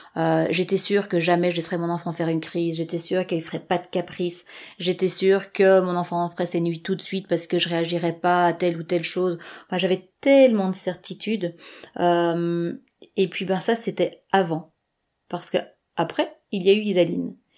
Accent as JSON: {"language": "French", "country": "Belgium", "said": "moi je réside en Belgique"}